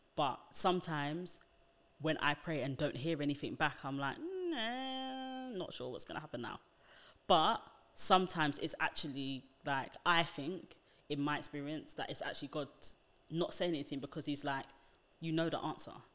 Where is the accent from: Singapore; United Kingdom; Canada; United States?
United Kingdom; being black British is a very different identity to that, um, just because of how we live, the nuances in our speech